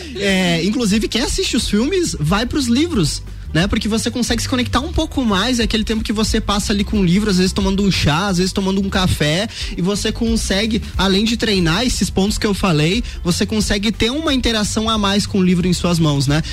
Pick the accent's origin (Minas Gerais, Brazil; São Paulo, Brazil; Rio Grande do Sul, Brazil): Rio Grande do Sul, Brazil; metropolitan region near Porto Alegre; moved away as an adult; eu vim do Rio Grande do Sul aqui e faz quatro anos